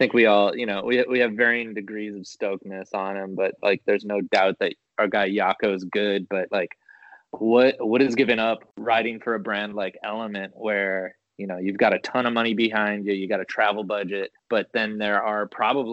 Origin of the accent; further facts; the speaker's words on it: Minnesota, United States; I'm from Minnesota